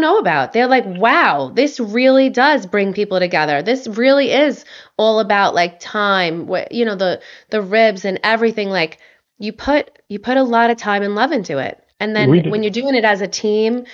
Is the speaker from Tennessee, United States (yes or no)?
no; Long Island, New York, United States; I'm from New York, you know, so like on Long Island